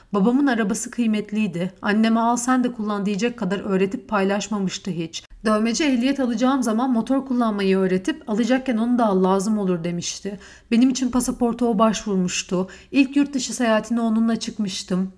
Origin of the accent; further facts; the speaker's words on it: Istanbul, Turkey; ben İstanbulluyum. Bizde misafire hesap ödetilmez.